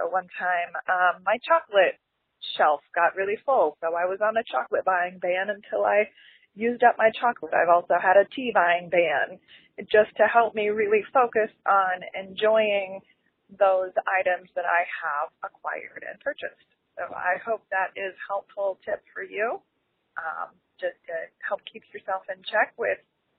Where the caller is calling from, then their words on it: Columbus, Ohio, United States; I'm from Columbus, Ohio.